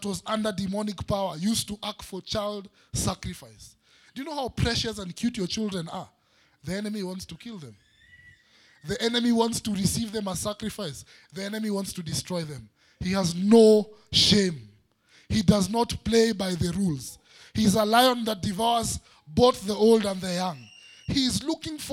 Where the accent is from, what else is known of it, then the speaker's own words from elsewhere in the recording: Nairobi, Kenya; growing up in Eastlands, in Umoja, we used to fight